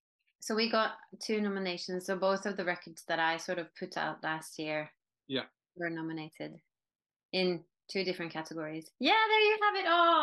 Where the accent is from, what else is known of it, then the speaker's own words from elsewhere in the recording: Norway; English is a second language; Norwegians have been influenced by music from other countries for a very long time.